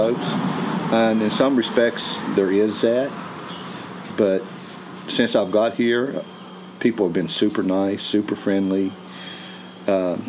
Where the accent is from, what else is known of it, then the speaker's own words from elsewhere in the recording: Nicholas County, West Virginia, United States; also born or lived in Parkersburg, West Virginia / Morgantown, West Virginia / McDowell County, West Virginia; I grew up in West Virginia. I grew up in Nicholas County, which is in the central part of the state.